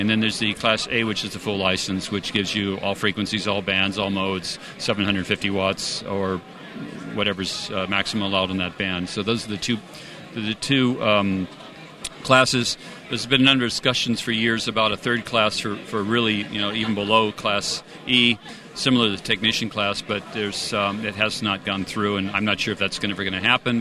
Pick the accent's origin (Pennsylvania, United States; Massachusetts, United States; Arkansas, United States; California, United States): California, United States; moved away as an adult; now in Munich, Germany; I'm originally from California